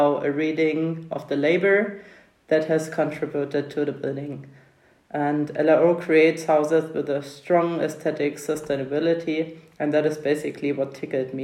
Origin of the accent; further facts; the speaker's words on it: Thuringia, Germany; I grew up in Thuringia in the 1990s